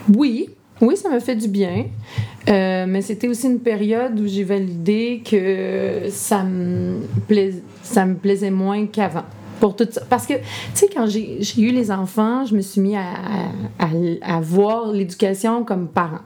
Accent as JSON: {"language": "French", "area": "Lanaudière", "region": "Quebec", "country": "Canada", "tie": "born or raised there", "also_born_or_lived": "Montreal", "said": "Je suis revenue dans mon patelin."}